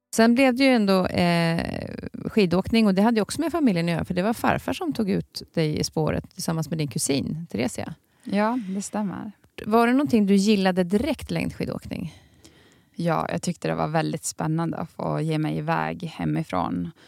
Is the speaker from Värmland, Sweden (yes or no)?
no; Tärendö, Norrbotten County, Sweden; under uppväxten i Tärendö